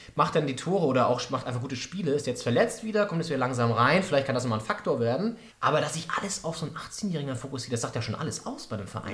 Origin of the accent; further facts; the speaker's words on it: Flensburg, Schleswig-Holstein, Germany; now in Berlin, Germany; In Flensburg, ganz oben an der, an der Grenze zu Dänemark